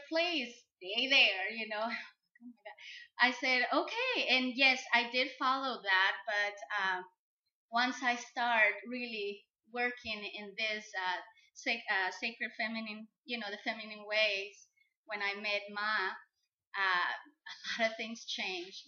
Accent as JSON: {"language": "English", "country": "Mexico", "said": "I'm from Mexico, but I grew up very much like with Americanized"}